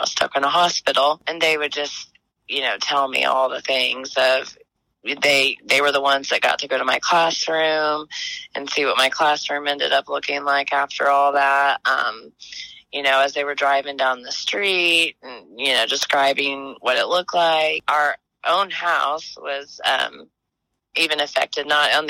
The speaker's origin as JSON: {"language": "English", "town": "Moore", "region": "Oklahoma", "country": "United States", "tie": "born or raised there", "said": "I grew up here. I grew up in Moore. I went to Moore schools."}